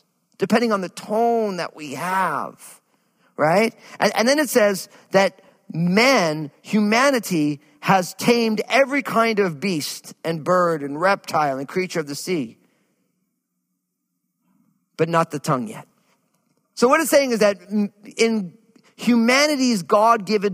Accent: New Jersey, United States; growing up where I grew up in New Jersey, people had no problems really expressing themselves

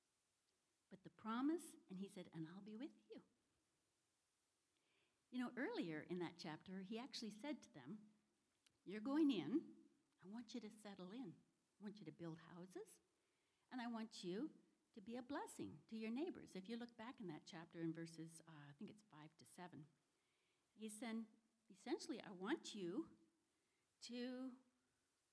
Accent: Canada; moved away; also born or lived in Washington, United States; My husband and I are from the Northwest, up in Washington, and I'm actually from Canada.

